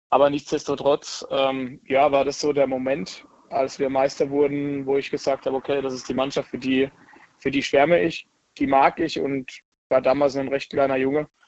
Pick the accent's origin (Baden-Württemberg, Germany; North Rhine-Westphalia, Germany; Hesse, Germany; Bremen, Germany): Baden-Württemberg, Germany; Robern; Ich komme aus dem schönen, beschaulichen Ort Robern.